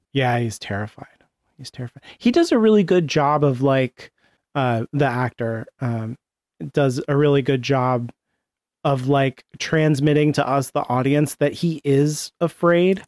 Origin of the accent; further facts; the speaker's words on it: United States; As an American